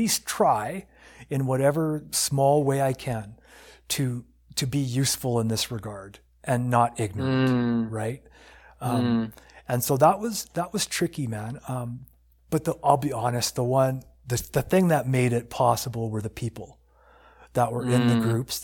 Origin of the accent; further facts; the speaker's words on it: United States; now in Canada; when I grew up in the States, because I'm from the States